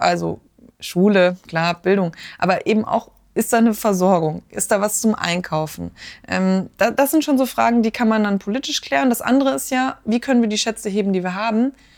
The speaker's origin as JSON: {"language": "German", "area": "Ruhr area", "region": "North Rhine-Westphalia", "country": "Germany", "moved": "yes", "lives_now": "Marburg, Germany", "said": "Ich komme aus dem Ruhrgebiet, also aus dem Pott"}